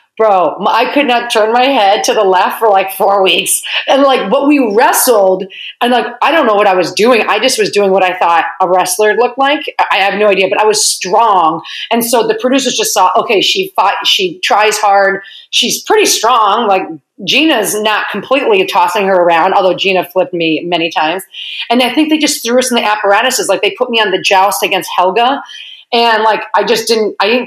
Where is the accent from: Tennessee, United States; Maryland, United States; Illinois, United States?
Illinois, United States; Lisle; also born or lived in Chicago; from Lyle.